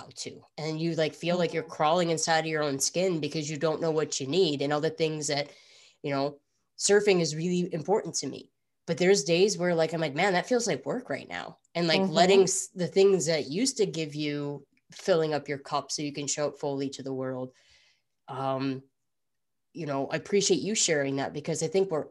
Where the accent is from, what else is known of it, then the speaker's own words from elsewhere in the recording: Midwest, United States; I grew up in the Midwest